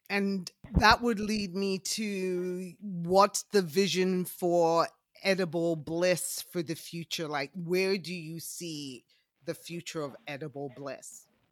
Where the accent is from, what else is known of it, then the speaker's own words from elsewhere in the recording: England, United Kingdom; I was uh, born and raised in England